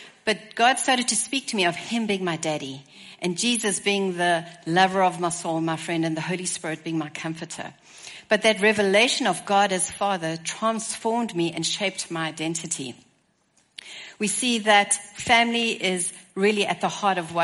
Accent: Stellenbosch, Western Cape, South Africa; So I come from Stellenbosch, South Africa. As you can hear, my accent is a little different.

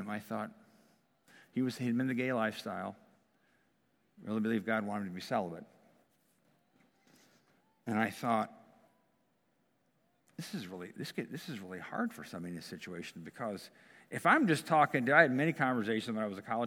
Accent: United States; I'm American

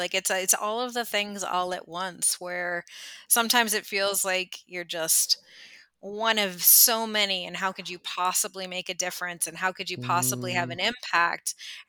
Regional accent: California, United States; I grew up in Northern California, about 5.5 hours north of San Francisco. So the middle of nowhere, lots of redwood trees, beautiful coastline, not a lot else.

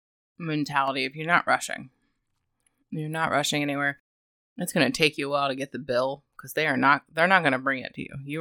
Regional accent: United States; we're American.

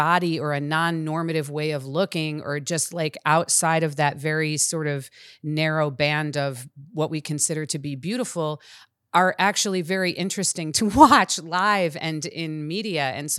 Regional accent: Chicago, Illinois, United States; I'm originally from Chicago, and I spent a lot of my life in Chicago.

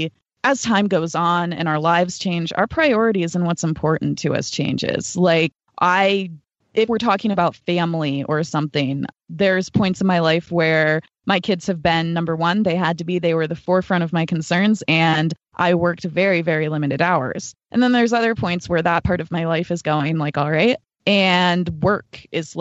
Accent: United States; as an American woman

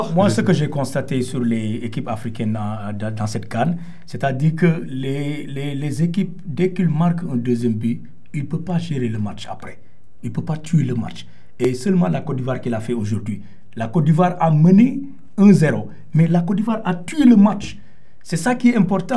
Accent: Senegal; le Sénégal, c'est mon pays

